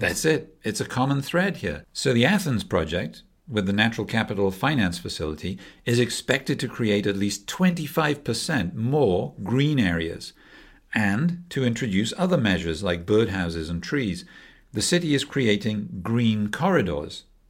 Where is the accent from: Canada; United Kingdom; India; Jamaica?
United Kingdom; Wales; I'm from Wales, so I'm the ….